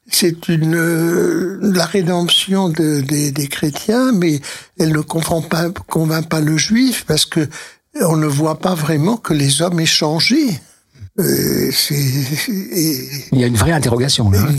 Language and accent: French; Spain; mais j'ai connu des, des juifs d'Espagne parce que je suis espagnol moi-même et donc nous avons euh, une langue en commun avec le ladino oui, qui est l'espagnol du 15 du siècle que les juifs ont conservé.